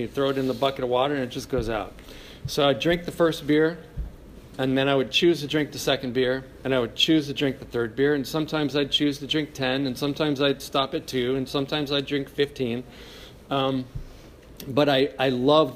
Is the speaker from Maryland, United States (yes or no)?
no; Cleveland Heights, Ohio, United States; I grew up in Cleveland Heights